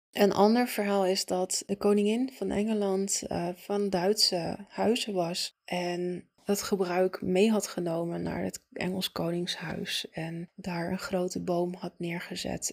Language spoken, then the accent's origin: Dutch; Italy; moved away; ik ben opgegroeid in Italië